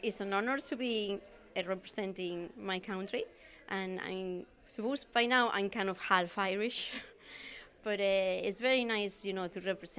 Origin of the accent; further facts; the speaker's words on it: Spain; moved away as an adult; now in Manorhamilton, Ireland; I'm originally from Spain, but I'm living in Ireland for the last 20 years.